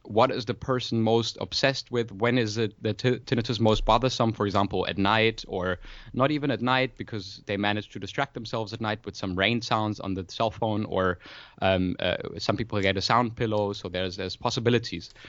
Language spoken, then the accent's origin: English; Freiburg, Baden-Württemberg, Germany; moved away as an adult; now in Berlin, Germany; I was actually born in Freiburg in Germany, in the very south, close to Switzerland in France, but, uh, been in Berlin for about, uh, yeah, five years nearly now